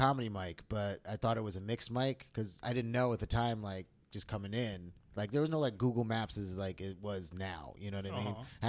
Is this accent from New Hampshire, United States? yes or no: no; Albany, New York, United States; moved away as an adult; now in Los Angeles, United States; I'm from Albany, New York.